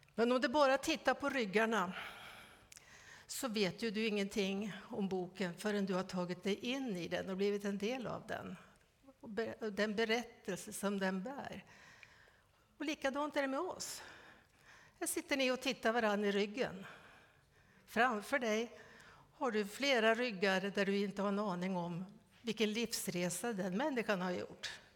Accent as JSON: {"language": "Swedish", "region": "Västernorrland County", "country": "Sweden", "tie": "born or raised there", "said": "Vi är födda samma år. Och vi har båda växt upp i Ångermanland."}